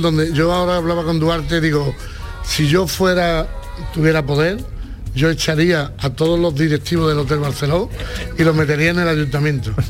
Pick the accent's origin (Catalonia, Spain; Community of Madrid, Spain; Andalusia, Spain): Andalusia, Spain; Huelva coast; mi tierra